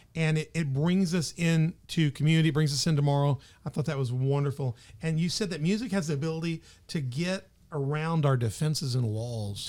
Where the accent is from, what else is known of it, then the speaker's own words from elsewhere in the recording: the South, United States; moved away; also born or lived in Memphis; I'm from the South.